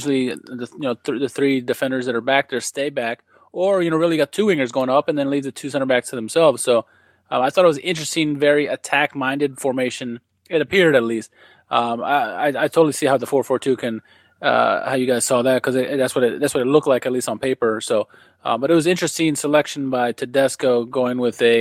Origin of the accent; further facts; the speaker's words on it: United States; as an American